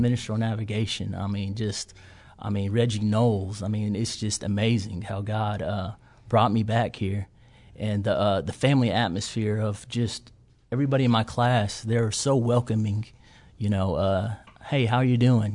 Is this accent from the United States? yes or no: yes; Watonga, Oklahoma, United States; I'm from Western Oklahoma, a small town called Watonga